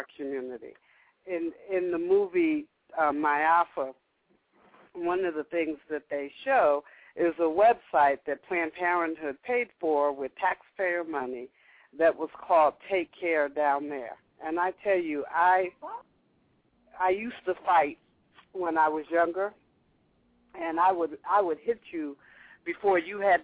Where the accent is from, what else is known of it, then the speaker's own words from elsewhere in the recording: the North, United States; I grew up in the North